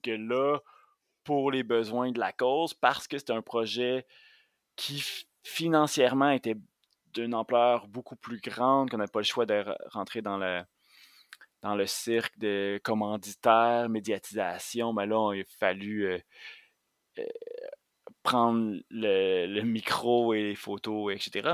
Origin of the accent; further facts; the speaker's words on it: Montérégie, Quebec, Canada; moi, j'ai grandi en Montérégie euh, à la frontière entre la banlieue et les zones agricoles